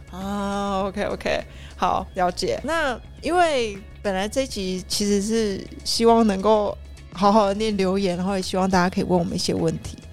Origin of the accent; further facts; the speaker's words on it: Taiwan; 然后再加上，我真的觉得我们的台湾的文化是真的是属于比较单薄的、比较单一的